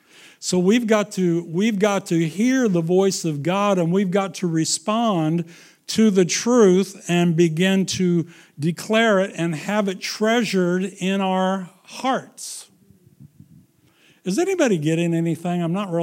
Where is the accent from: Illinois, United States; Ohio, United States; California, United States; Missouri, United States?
Missouri, United States; Well, I can understand that. I'm from Missouri.